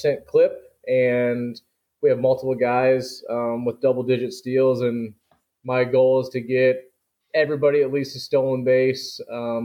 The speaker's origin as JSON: {"language": "English", "town": "Warrenton", "region": "Missouri", "country": "United States", "tie": "born or raised there", "lives_now": "St. Louis, United States", "said": "I'm from Warrenton High School. It's getting bigger, but it was a small-town high school."}